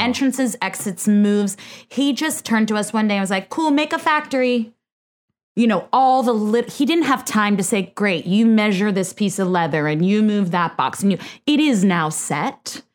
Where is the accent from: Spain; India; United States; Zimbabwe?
United States; Bay Area, Northern California; moved away; I'm from the Bay Area, Northern